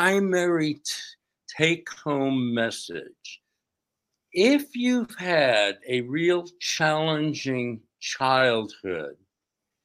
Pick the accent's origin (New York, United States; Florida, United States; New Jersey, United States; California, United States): New York, United States; outside of New York City, United States; I grew up outside of New York City in a state tenement building